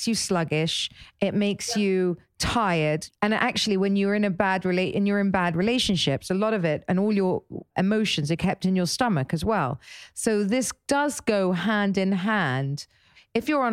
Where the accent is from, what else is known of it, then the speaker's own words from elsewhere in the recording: England, United Kingdom; I'm English